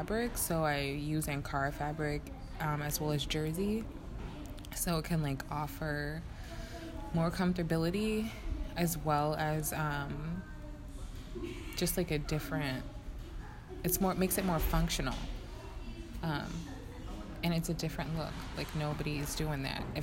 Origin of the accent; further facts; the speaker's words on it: United States; being an American